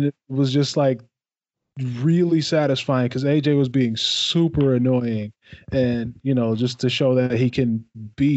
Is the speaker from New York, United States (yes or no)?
no; Detroit, Michigan, United States; I'm from Detroit, Michigan